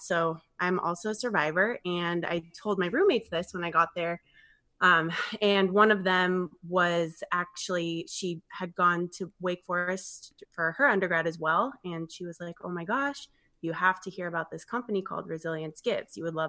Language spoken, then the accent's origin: English; Arizona, United States; moved away; I'm actually from Arizona, and I went to the University of Arizona